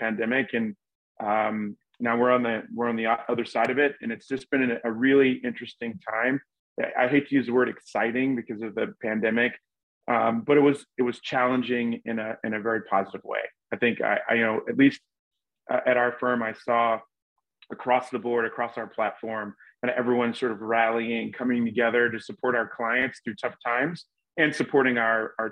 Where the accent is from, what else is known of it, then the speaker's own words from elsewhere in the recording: Charleston, South Carolina, United States; moved away as an adult; now in Chicago, United States; I'm originally from Charleston, South Carolina. And I was born and raised there, went to college there